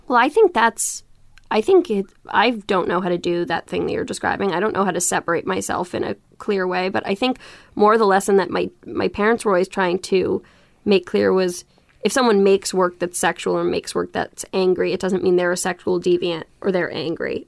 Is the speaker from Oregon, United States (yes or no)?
no; New York, United States; I grew up in Soho in New York before it was what we know it to be